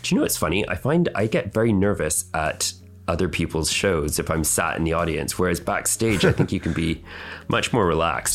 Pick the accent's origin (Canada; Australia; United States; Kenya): Canada; now in United Kingdom; I was born in Canada with my twin sister, and then eventually moved to the UK.